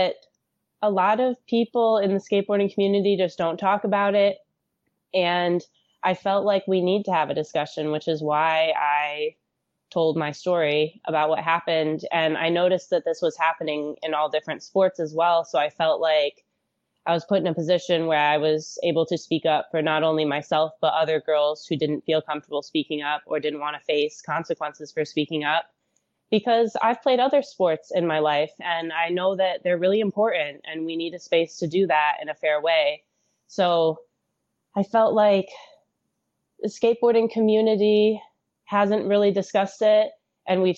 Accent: Michigan, United States; I grew up in Michigan, where we get a lot of snow

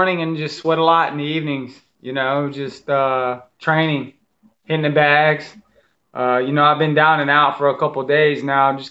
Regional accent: Cajun, Louisiana, United States; now in Mississippi, United States; I'm straight up Cajun as it gets

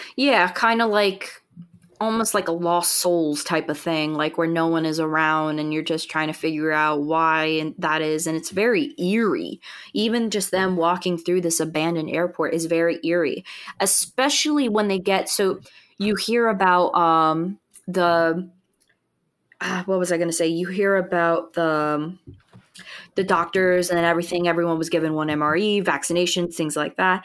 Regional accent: United States; I'm speaking as an American

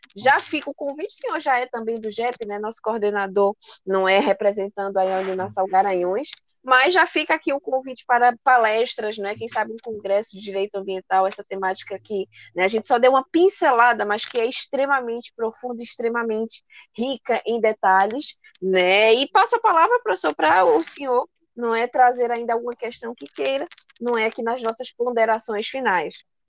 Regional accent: Brazil; nós, enquanto brasileiros

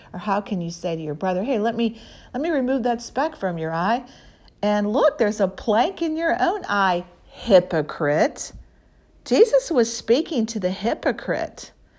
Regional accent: Midwest, United States; also born or lived in Missouri / Illinois; I came from the Midwest in Missouri and Illinois

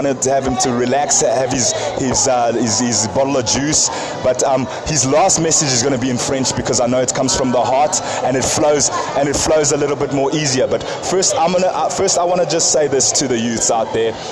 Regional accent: South Africa; also born or lived in Zambia; I love being South African, I love being Zambian, I love my, my British side of me

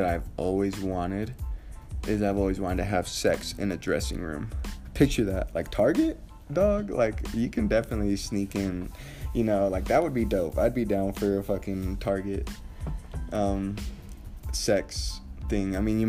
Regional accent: Mexico; born there; So I was born in Mexico. My mother passed away when I was 3 months old. My dad went to jail. I moved from family members to family members.

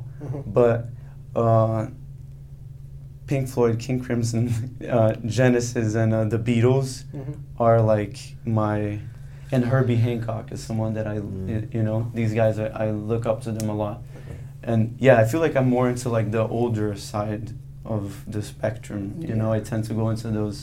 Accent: Brazil; moved away; I am originally from Brazil, so I have a lot of Brazilian music background

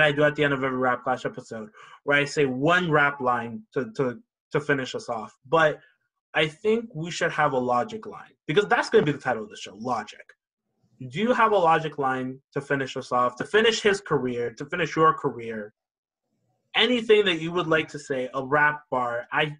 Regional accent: Toronto, Ontario, Canada; also born or lived in Oshawa, Ontario; I'm from Toronto

